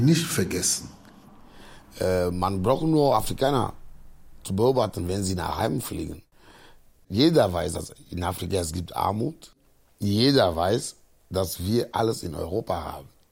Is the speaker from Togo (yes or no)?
yes; Agoè, Maritime, Togo; moved away as an adult; now in Cologne, Germany; Ich komme aus Agoy, äh, das ist ein äh, Dorf, 19 Kilometer von Lome ist, unsere Hauptstadt.